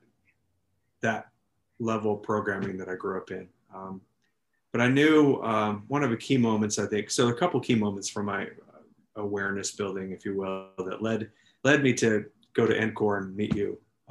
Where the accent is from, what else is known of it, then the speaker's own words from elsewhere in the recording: California, United States; born and raised in California, kind of spent most of my life here